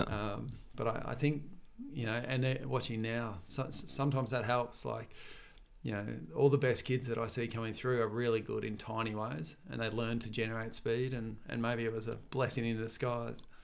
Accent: Torquay, Victoria, Australia; moved away as an adult; now in Gold Coast, Australia; when I grew up in Torquay

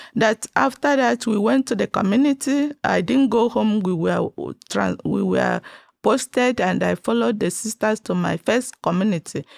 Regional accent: Nigeria; now in Texas, United States; I was born and brought up in Nigeria

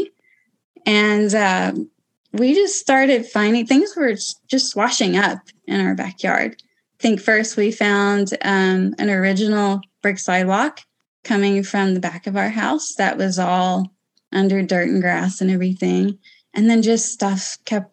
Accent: Kentucky, United States; now in Illinois, United States; I grew up in Kentucky

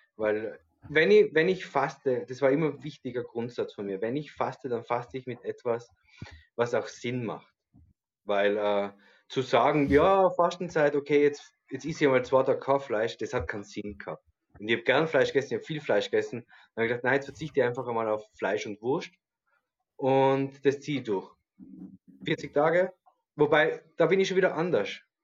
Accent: Tyrol, Austria; bei uns in Tirol

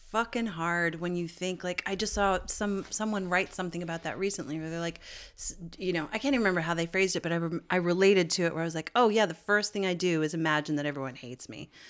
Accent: St. John's, Newfoundland and Labrador, Canada; this part of my hometown, Saint John's, up on the Battery that overlooks Saint John's Harbor

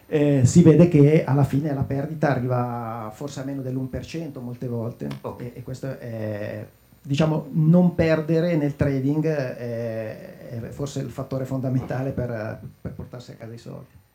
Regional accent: Lecco, Lombardy, Italy; io sono di Lecco

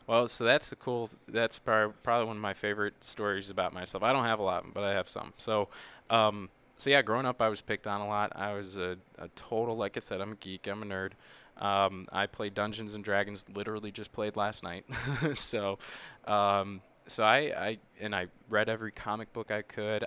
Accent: Midwest, United States; I'm from the Midwest

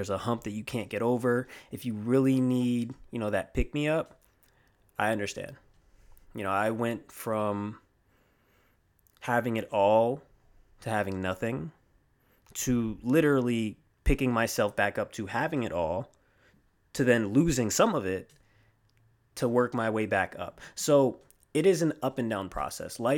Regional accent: Riverside, California, United States; I'm originally from the West Coast, uh, Riverside, California to be exact, and I am on the East Coast now. I'm a military child, so uh, we're out here for now.

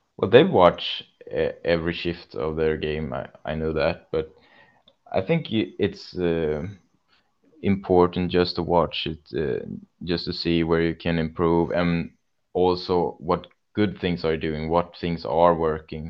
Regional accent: Kalmar, Kalmar County, Sweden; also born or lived in Tranås; my youth club and my hometown Kalmar

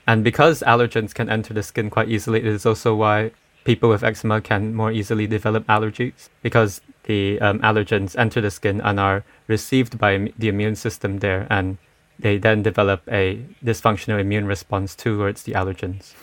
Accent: Malaysia; I'm from Malaysia

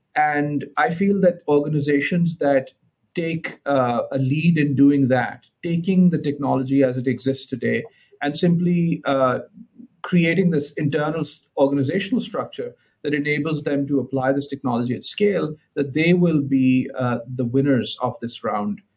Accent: Lahore, Punjab, Pakistan; I was born in Lahore, Pakistan

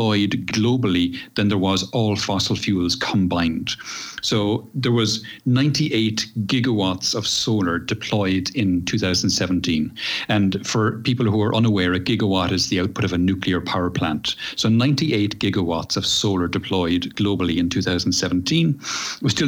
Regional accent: Ireland; moved away as an adult; now in Seville, Spain; I moved here, I'm Irish originally, as you know, and moved here in 2008

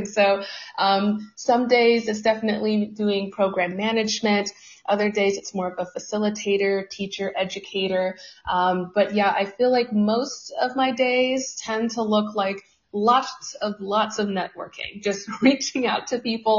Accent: Seattle, Washington, United States; moved away as an adult; also born or lived in Southern California; now in Chattanooga, United States; So I'm born and raised in Seattle. I did spend some time in Southern California, but I made my way back to Seattle

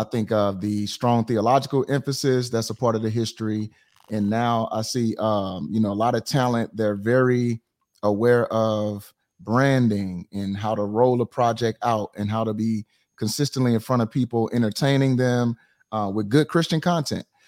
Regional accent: St. Louis, Missouri, United States; I am from Saint Louis, Missouri

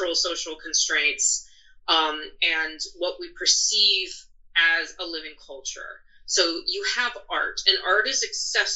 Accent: United States; being born an American

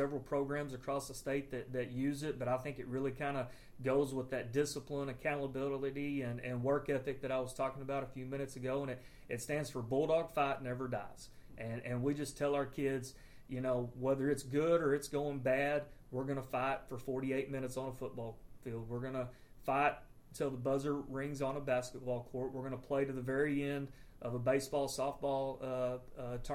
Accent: Comanche, Texas, United States; moved away as an adult; also born or lived in Wellington, Texas / Falls City, Texas / Merkel, Texas / Stamford, Texas; now in Brady, United States; I'm originally from Commanche, Texas

